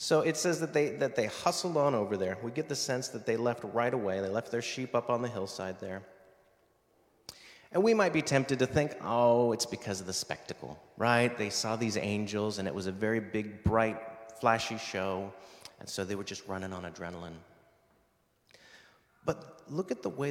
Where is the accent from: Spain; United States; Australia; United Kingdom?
United States; moved away; my home country, the U.S.